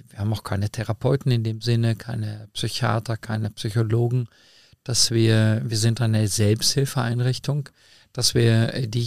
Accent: Meschede, North Rhine-Westphalia, Germany; born there; ich komme gebürtig aus Mesche, dem Sauerland.

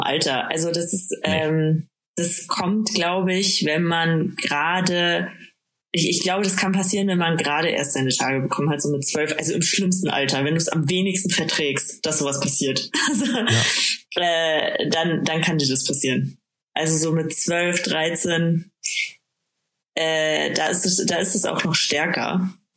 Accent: Bad Aibling, Bavaria, Germany; moved away; ich komme aus Bad Aibling ursprünglich

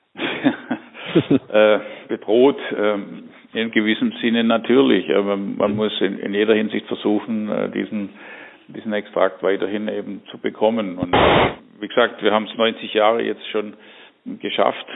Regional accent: Germany; wir als Deutsche

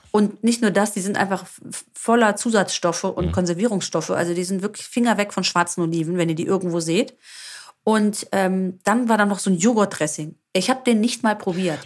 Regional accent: Greece; uns Griechen

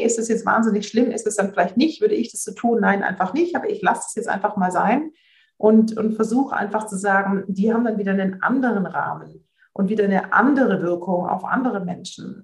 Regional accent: Swabia, Germany; wie ich jetzt als Schwäbin sagen würde

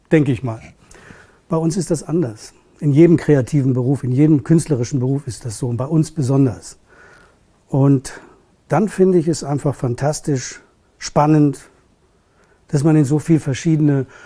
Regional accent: Hamburg, Germany; also born or lived in Berlin; Geboren bin ich in Berlin. Also ich bin Berliner. Ähm, aufgewachsen bin ich ja eine lange Zeit in Hamburg. Ne? Ich meine, ich kann Hamburgisch sprechen

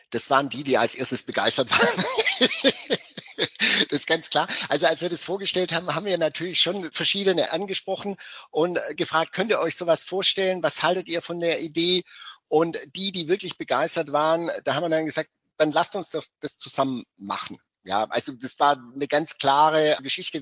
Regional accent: West Germany, Germany; now in Cottbus, Germany; Ich komme ja aus dem Westen

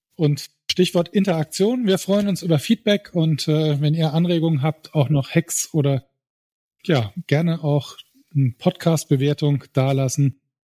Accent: Saarbrücken, Saarland, Germany; Saarländer, Saarbrücker, 280.000

